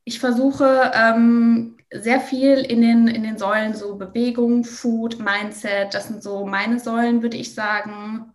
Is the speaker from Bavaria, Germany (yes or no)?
yes; Bavaria, Germany; Ich komme zum Beispiel auch aus Bayern